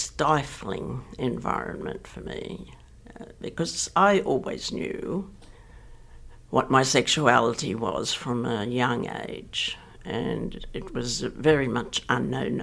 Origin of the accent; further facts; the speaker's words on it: Sydney, New South Wales, Australia; I grew up in Ashfield, which at the time was a working class, very white, very Anglo suburb.